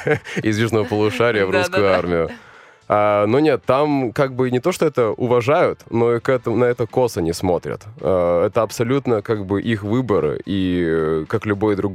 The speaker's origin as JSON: {"language": "Russian", "town": "Khabarovsk", "region": "Khabarovsk Krai", "country": "Russia", "tie": "born or raised there", "also_born_or_lived": "Vladivostok", "lives_now": "Moscow, Russia", "said": "Не, я родился в Владивостоке, жил я в Хабаровске."}